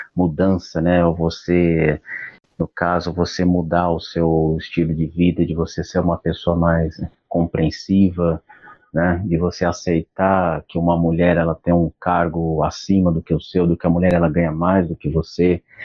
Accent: São Paulo, Brazil; eu sou de São Paulo

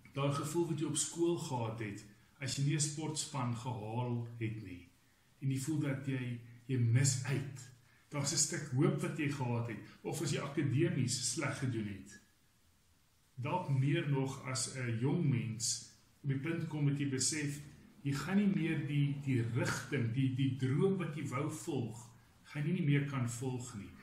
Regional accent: Roodekrans, Gauteng, South Africa; also born or lived in Stellenbosch; ek het groot geword binne in die NG NG Roderkrans

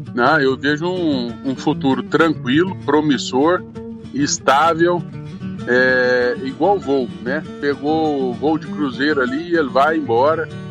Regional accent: Brazil; eu como brasileiro

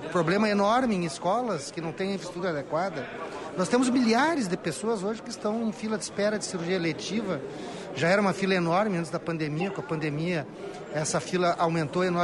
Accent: Gaúcho, Rio Grande do Sul, Brazil; cabe a nós, enquanto gaúchos e gaúchas

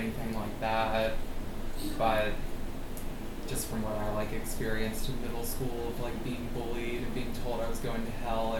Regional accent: Georgia, United States; Got it from growing up in Georgia.

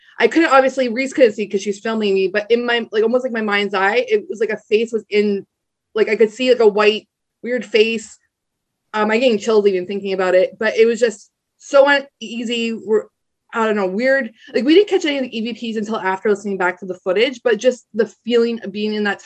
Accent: Niagara Falls, Ontario, Canada; I grew up in Niagara Falls.

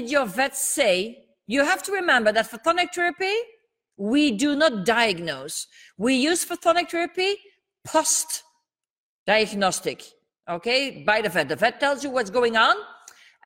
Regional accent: Belgium; first language Dutch; English is a second language; English is not my mother tongue. I'm from Belgium. and my mother tongue is Dutch.

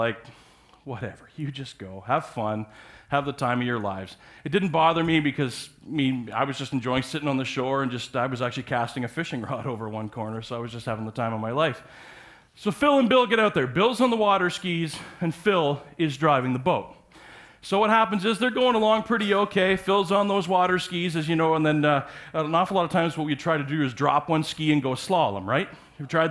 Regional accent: Parry Sound, Ontario, Canada; I grew up on Georgian Bay in Parry Sound area

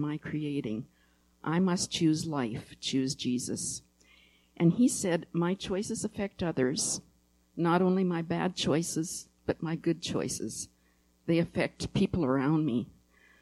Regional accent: Winnipeg area, Manitoba, Canada; I'm from that area.

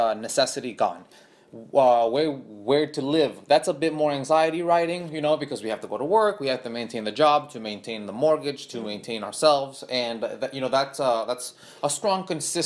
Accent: Honduras; also born or lived in born in Honduras; now in United States; I come from Honduras, which is a very dysfunctional place

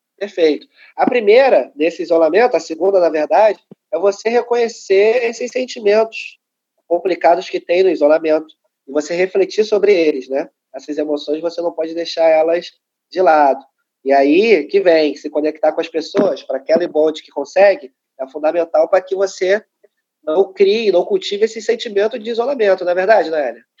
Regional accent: Rio de Janeiro, Brazil; cria da Maré

